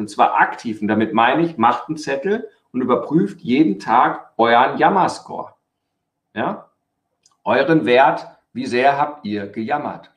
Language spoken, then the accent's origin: German; Germany; bei uns in Deutschland